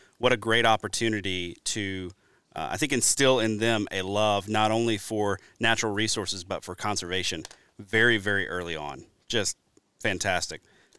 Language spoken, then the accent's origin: English; Alabama, United States; also born or lived in Louisiana; now in Wisconsin, United States; coming from the Deep South, I grew up in Alabama, then moved to Wisconsin, actually from Louisiana.